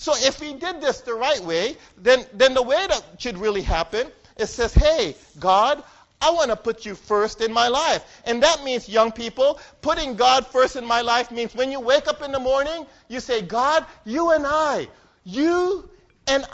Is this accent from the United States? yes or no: no; Philippines; I'm a Filipino